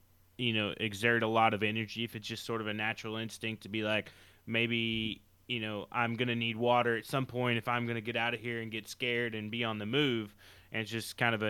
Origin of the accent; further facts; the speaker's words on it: Oklahoma, United States; moved away; also born or lived in Southern California; I'm from Oklahoma. We've had hogs. I've seen hogs. I grew up with them.